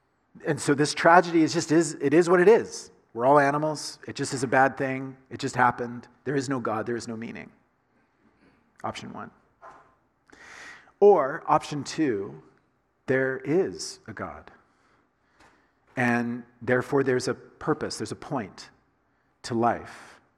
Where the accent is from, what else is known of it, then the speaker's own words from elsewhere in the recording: the South, United States; I grew up in the South, in the United States, right? And so I grew up saying to my dad and to my mom, yes, sir, yes, ma'am.